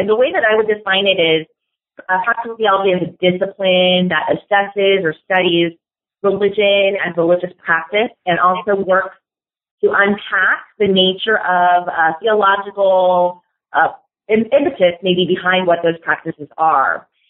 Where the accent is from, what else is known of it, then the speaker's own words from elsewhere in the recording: Seattle, Washington, United States; moved away as an adult; also born or lived in Los Angeles, California / Long Island, New York / Princeton, New Jersey / Claremont, California; now in Louisville, United States; I was born in Los Angeles, California. Um, I grew up there and then around when I was eight or nine years old, we moved up actually to the Pacific Northwest to Seattle